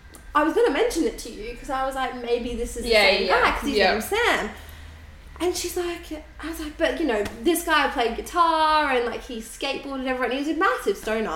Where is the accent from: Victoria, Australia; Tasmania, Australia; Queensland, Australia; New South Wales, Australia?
Victoria, Australia; Melbourne; now in Sydney, Australia; And I'm from Melbourne.